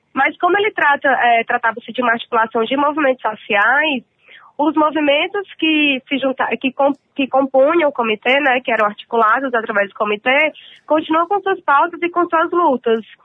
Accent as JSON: {"language": "Portuguese", "town": "Fortaleza", "region": "Ceará", "country": "Brazil", "moved": "yes", "lives_now": "São Paulo, Brazil", "said": "sou de Fortaleza, moro aqui em São Paulo, mas sou de Fortaleza"}